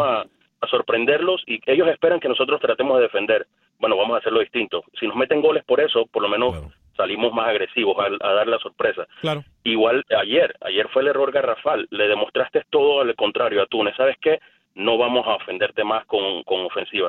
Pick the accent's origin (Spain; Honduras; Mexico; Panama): Panama; yo como panameño